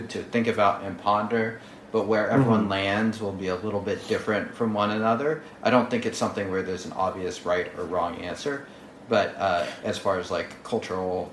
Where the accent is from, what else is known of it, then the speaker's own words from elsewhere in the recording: United States; as an American